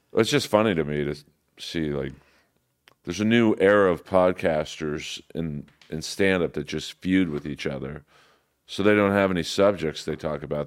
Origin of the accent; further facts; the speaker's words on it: Los Angeles, California, United States; I grew up in Bel Air